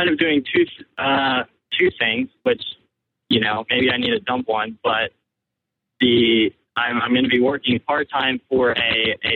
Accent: Virginia, United States; I'm from Virginia

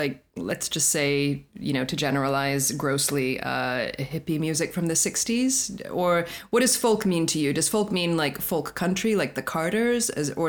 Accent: Colorado, United States; I grew up in Colorado, so country is part of my life.

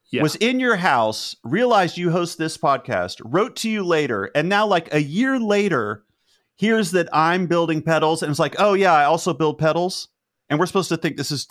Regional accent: Cleveland, Ohio, United States; I grew up in the Cleveland area and I now reside in central Ohio where I am on the lookout for some badass billboards.

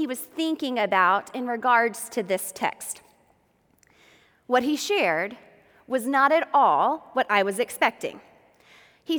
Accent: Georgia, United States; I grew up in Georgia, and my family is from Macon.

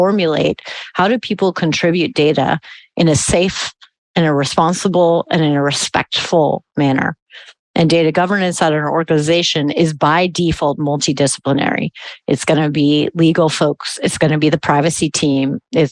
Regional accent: United States; now in Germany; As an American

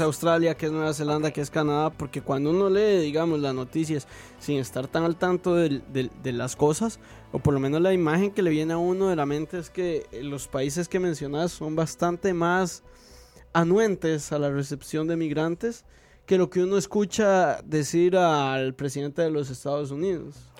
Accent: Costa Rica; como simple costarricense

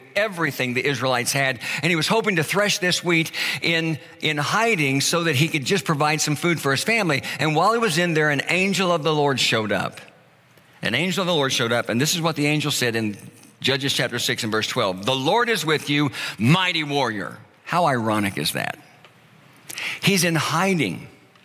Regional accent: Oklahoma, United States; moved away as an adult; I was living in my hometown where I was born and raised.

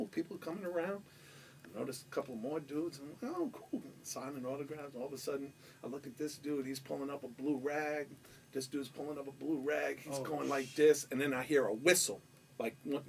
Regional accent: New York, United States; I'm from New York

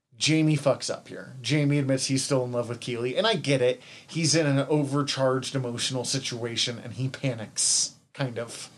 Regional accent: Missoula, Montana, United States; I'm an introvert from Missoula.

